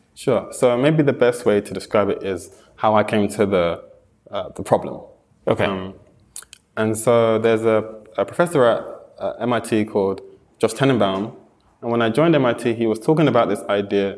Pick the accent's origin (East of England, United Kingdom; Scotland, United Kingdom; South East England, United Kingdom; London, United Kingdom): London, United Kingdom; moved away; also born or lived in Japan; I'm from London